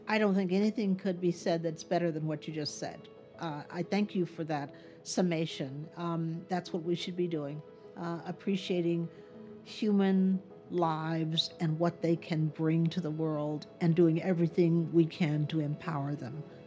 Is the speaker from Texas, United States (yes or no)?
yes; Texas, United States; moved away; I, uh, moved back to my home state of Texas